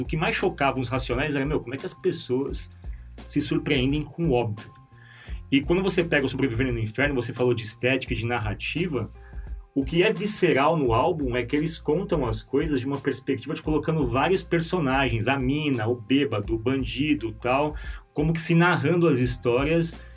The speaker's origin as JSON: {"language": "Portuguese", "region": "São Paulo", "country": "Brazil", "said": "A gente é de São Paulo"}